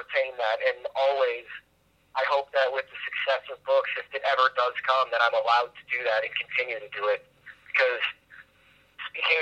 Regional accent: Chicago, Illinois, United States; I'm originally from Chicago

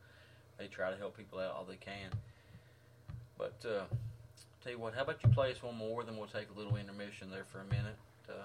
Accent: West Virginia, United States; I'm from West Virginia myself, but even though I'm from 2 hours from Huntington

